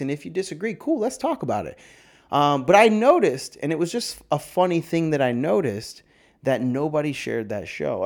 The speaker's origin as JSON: {"language": "English", "region": "New York", "country": "United States", "said": "I'm from a small town like yeah I'm from New York"}